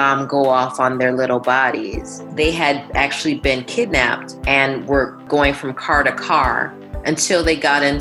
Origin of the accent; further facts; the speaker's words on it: Milwaukee, Wisconsin, United States; We grew up in a predominantly black neighborhood in Milwaukee